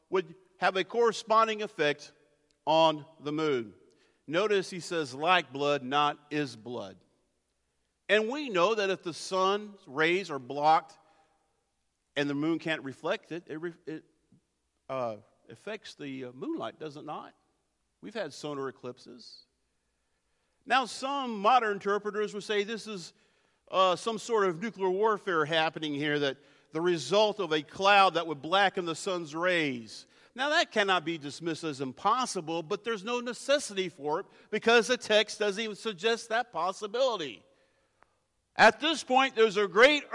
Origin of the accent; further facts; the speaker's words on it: near the Blue Ridge Mountains, Blue Ridge Mountains area, United States; I grew up near the Blue Ridge Mountains